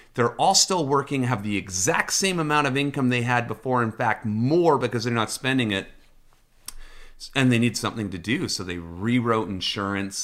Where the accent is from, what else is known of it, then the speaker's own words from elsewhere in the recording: British Columbia, Canada; as a Canadian, as a resident of B C